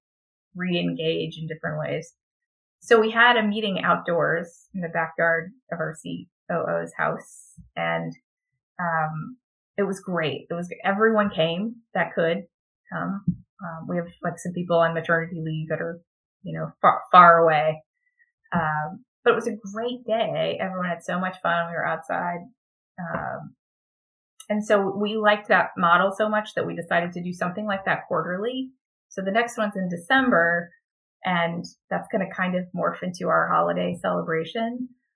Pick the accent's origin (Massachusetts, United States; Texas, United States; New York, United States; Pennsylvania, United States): Texas, United States; I'm from Texas